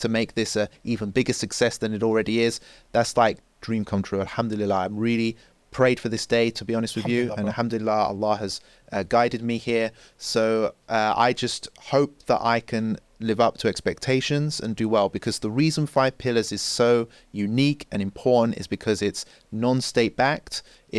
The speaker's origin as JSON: {"language": "English", "region": "England", "country": "United Kingdom", "said": "I'm white, I'm English."}